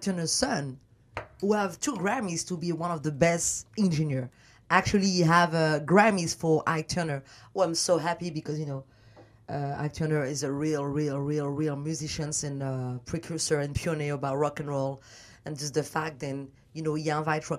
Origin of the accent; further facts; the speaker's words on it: Paris, Île-de-France, France; accent: French; English is a second language; moved away as an adult; now in Los Angeles, United States; I did not speak no word of English because I'm from Paris.